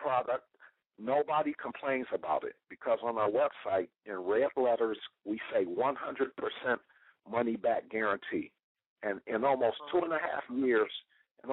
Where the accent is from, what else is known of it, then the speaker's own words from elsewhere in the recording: Detroit, Michigan, United States; moved away as an adult; now in Florida, United States; I'm from Detroit. Our company is based in Detroit. I'm just down here in Florida living and working and traveling a lot